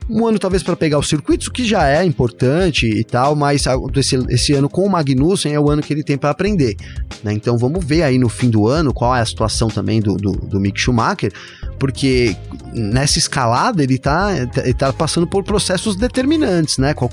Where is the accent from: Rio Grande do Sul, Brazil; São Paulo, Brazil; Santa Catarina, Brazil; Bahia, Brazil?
São Paulo, Brazil; São Bernardo do Campo; eu sou aqui de São Bernardo do Campo com muito orgulho